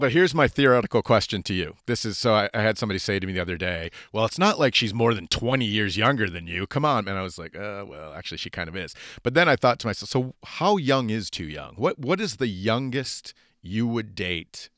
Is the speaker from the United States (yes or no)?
yes; United States; as an American